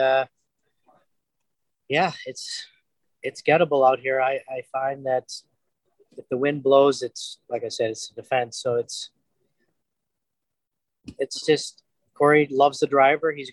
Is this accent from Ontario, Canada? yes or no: no; Moose Jaw, Saskatchewan, Canada; also born or lived in Moss Bank; I was born in Moose Jaw, grew up on, in, you know, a farm about 20 miles out of Moss Bank